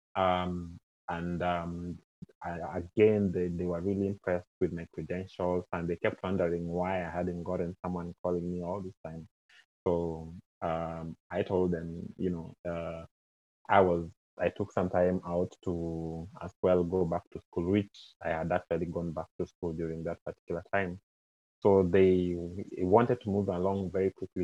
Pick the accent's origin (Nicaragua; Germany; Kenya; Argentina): Kenya; moved away as an adult; now in Canada; I'm originally from Kenya